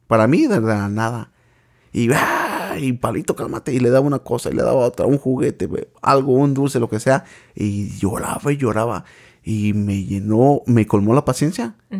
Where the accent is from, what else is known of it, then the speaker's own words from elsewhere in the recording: Michoacán, Mexico; now in United States; crecí en el estado de Michoacán, en un lugar que se llama Cihuacuaro